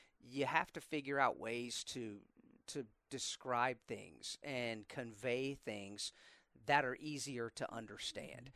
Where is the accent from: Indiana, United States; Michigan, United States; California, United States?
Indiana, United States; I grew up in Indiana